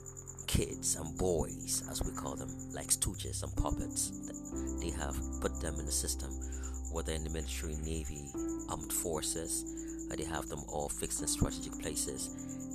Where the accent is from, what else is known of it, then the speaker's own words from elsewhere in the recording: Northeastern Nigeria, Nigeria; I'm a Nigerian, speaking from West Africa, and Northern Nigeria, Northeastern Nigeria to be precise